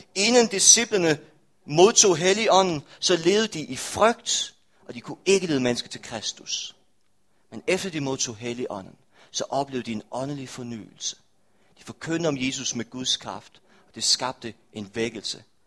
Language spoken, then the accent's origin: Danish; Rødding, Denmark; now in Aarhus, Denmark; kirken i Røding, hvor jeg er fra